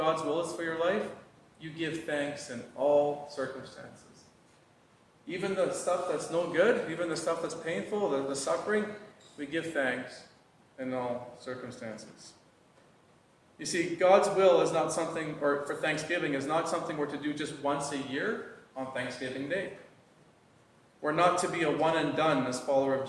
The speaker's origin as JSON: {"language": "English", "town": "Fort Smith", "region": "Arkansas", "country": "United States", "tie": "born or raised there", "moved": "yes", "said": "when I go home to my hometown in Fort Smith"}